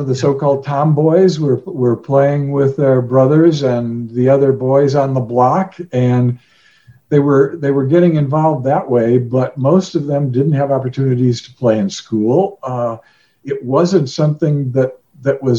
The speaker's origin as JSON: {"language": "English", "town": "Chicago", "region": "Illinois", "country": "United States", "tie": "born or raised there", "also_born_or_lived": "Colorado Springs, Colorado", "moved": "yes", "said": "I grew up in Chicago, went to school in the middle of the city to a high school that didn't have sports"}